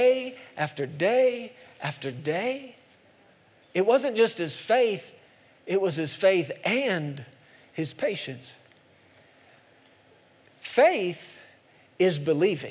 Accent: United States; I'm an American

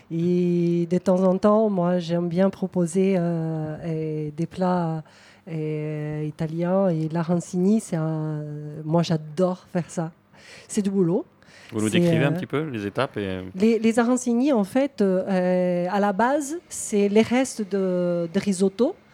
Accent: Brazil; now in Toulouse, France; moi, je suis brésilienne

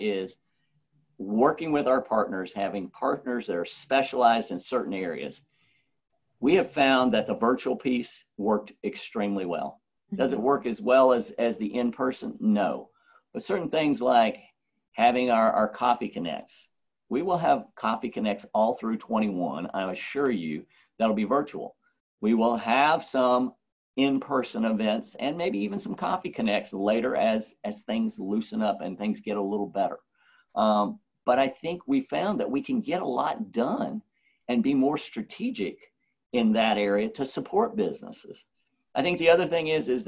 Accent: Roswell, United States; this is my hometown and because I still live here

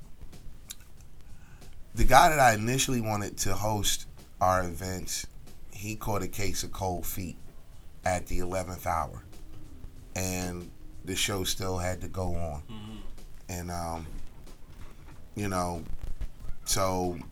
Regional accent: Philadelphia, Pennsylvania, United States; moved away as an adult; now in Atlanta, United States; I grew up in Southwest. I was born in Southwest Philadelphia. I was raised in West Oak Lane, Philadelphia, uptown.

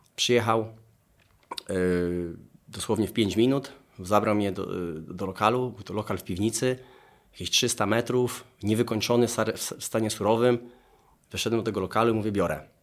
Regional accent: Dąbrowa Tarnowska, Lesser Poland, Poland; moved away as an adult; also born or lived in England; Pochodzę z Dąbrowy Tarnowskiej, tam jest mój dom rodzinny.

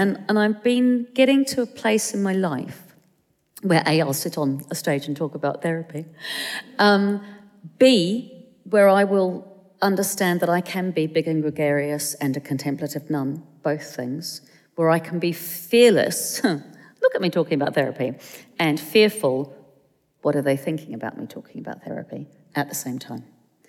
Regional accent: London, United Kingdom; Well, I am a Londoner, but I'm a Pākehā Londoner. I'm a Palangi Londoner.

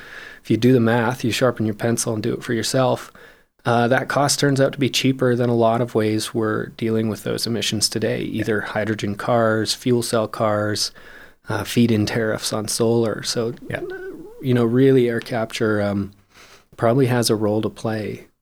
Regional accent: Calgary, Alberta, Canada; I was born and raised here in Calgary

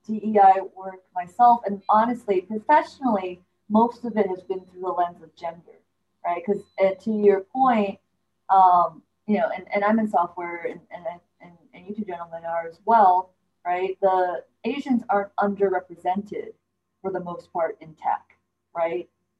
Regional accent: Canada; my parents immigrated. They're from China. I immigrated. Technically, I'm from Canada, right?

